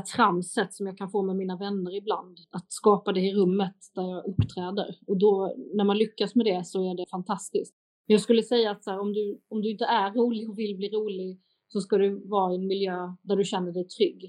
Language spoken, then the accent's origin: Swedish; Lund, Skåne, Sweden; Lund, min hemstad